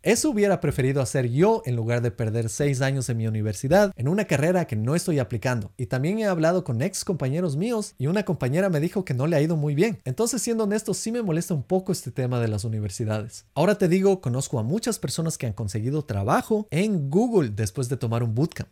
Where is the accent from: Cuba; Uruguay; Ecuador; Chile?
Ecuador; now in United States; en el Ecuador de donde yo soy